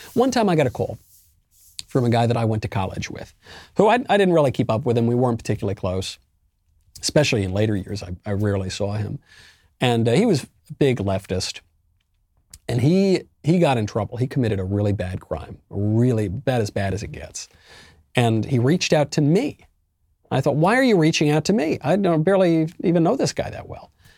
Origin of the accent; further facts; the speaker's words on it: United States; now in Tennessee, United States; I'm an American.